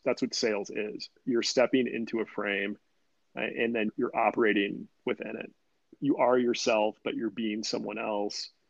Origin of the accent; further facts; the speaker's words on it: Sacramento, California, United States; I'm from Sacramento. So Little League baseball was the big thing